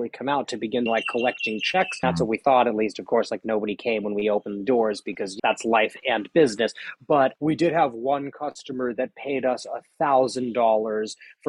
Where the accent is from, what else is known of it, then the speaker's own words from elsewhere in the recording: Palo Alto, California, United States; I grew up in Palo Alto, so in Silicon Valley.